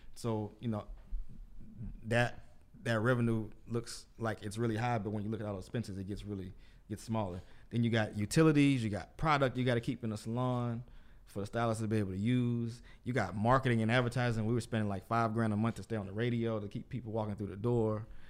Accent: Port Arthur, Texas, United States; from my hometown, Port Arthur, Texas

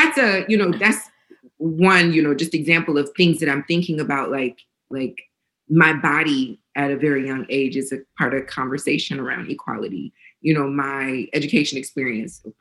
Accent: Northeast Ohio, United States; I grew up in Northeast Ohio in this predominantly white space

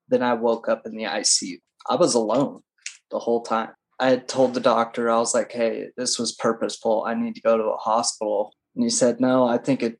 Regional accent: Nevada, United States; also born or lived in Reno, Nevada; That's where I'm from. Middle of nowhere, Nevada. Yeah, pretty much. So I was born in Reno

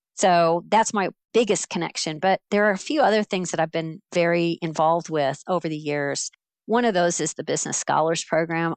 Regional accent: Central Florida, United States; moved away as an adult; also born or lived in Alabama; I grew up in Central Florida

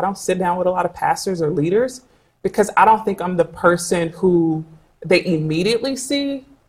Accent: United States; Unfortunately, because I'm an American

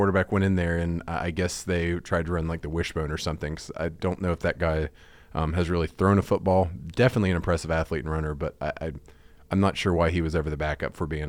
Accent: the South, United States; now in Dallas, United States; Just family back in Pittsburgh originally. I was born and raised in the South.

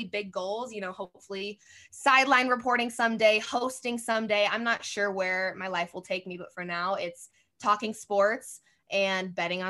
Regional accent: Colorado, United States; moved away as an adult; also born or lived in Fort Worth, Texas; I was born and raised in Colorado

